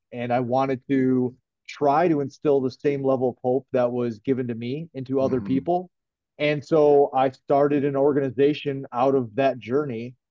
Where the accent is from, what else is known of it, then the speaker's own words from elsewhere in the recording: Brighton, Michigan, United States; I'm from Brighton, from Brighton, Michigan, and I uh, was born and raised. I lived here my whole life.